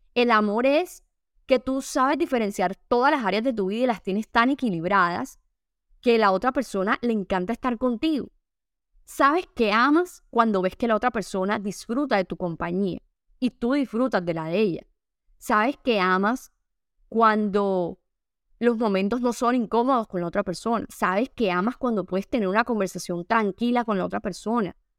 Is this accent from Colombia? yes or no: yes; Caribbean coast of Colombia, Caribbean Region, Colombia; yo soy costeña